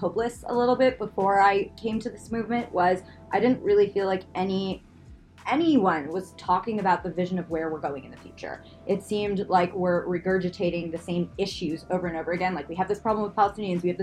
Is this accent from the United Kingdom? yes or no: no; Canada; growing up in Canada